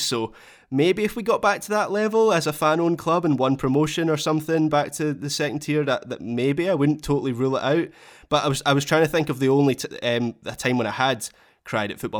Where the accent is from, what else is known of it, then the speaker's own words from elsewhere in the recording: United Kingdom; as a British viewer